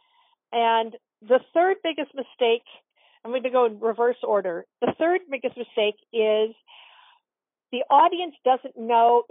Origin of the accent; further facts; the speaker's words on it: Portland, Oregon, United States; I grew up in Portland, Oregon, and I grew up going to a children's theater